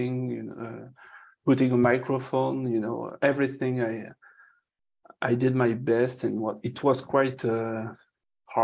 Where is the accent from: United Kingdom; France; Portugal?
France; English is a second language; I'm French